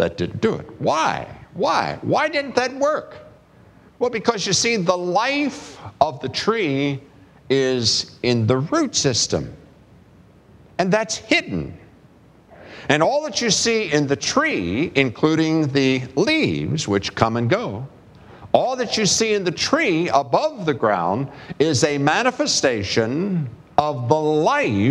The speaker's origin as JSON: {"language": "English", "region": "West Virginia", "country": "United States", "said": "I'm from West Virginia"}